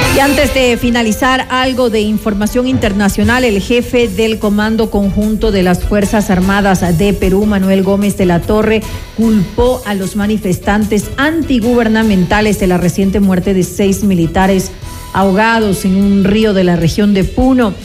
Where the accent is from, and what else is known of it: Ecuador